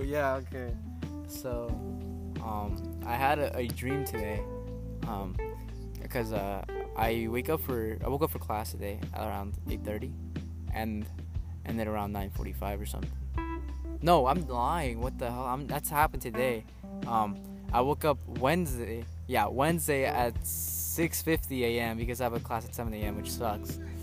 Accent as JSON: {"language": "English", "region": "California", "country": "United States", "said": "I'm from California"}